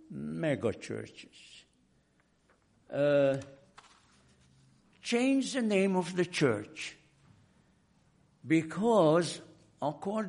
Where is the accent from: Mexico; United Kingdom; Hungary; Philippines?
Hungary; moved away; I came from Hungary, where we were under Russian occupation after World War II